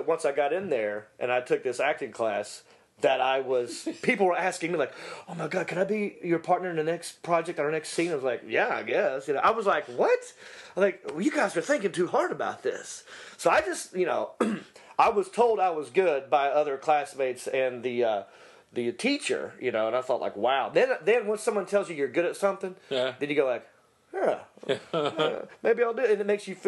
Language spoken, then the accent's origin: English; Hickory, North Carolina, United States; accent: Southern; moved away as an adult; now in Los Angeles, United States; growing up in Hickory